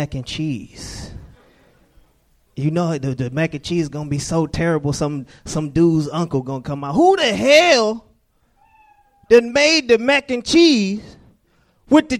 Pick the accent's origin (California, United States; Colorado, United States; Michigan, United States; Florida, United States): Michigan, United States; Detroit; moved away as an adult; Detroit, originally